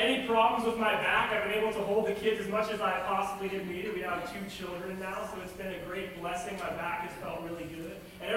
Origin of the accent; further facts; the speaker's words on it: Los Angeles, California, United States; I grew up in Los Angeles